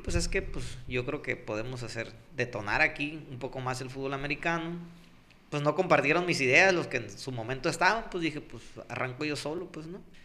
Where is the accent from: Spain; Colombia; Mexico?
Mexico; Pueblo Yaqui, Sonora; la gente y yo, pues venimos de Pueblo Yaqui